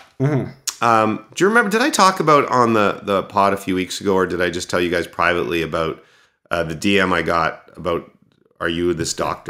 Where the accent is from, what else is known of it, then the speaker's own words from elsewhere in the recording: Texas, United States; I'm from Texas in the United States.